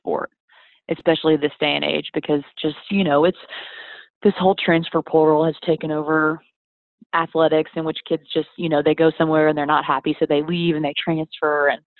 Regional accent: Wyoming, United States; born there; I was born in Wyoming.

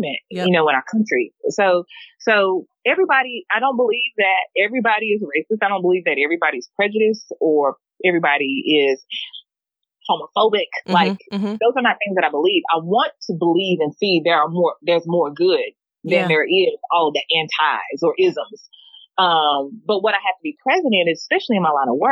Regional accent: the South, United States; I love being from the South

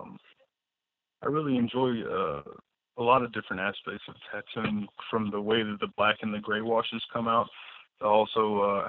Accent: Alabama, United States; moved away as an adult; also born or lived in New Orleans, Louisiana; now in Wisconsin, United States; Originally, I'm from Alabama. Well, I grew up in Alabama. I was born in New Orleans, but I moved up here on a whim after I got out of the Air Force

